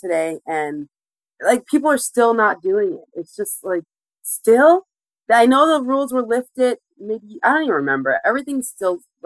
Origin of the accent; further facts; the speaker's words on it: Wheatley Heights, New York, United States; I grew up in Long Island, in Wheatley Heights